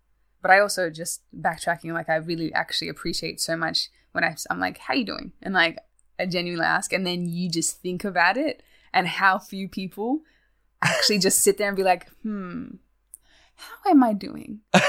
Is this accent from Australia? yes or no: yes; Australia; accent: Australian; I'm keeping my Australian accent. It is messy. It's already not very strong for an Australian accent.